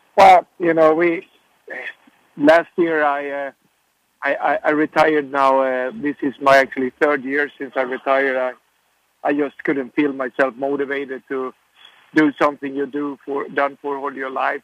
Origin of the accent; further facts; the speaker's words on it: Sweden; now in United States; I grew up in Sweden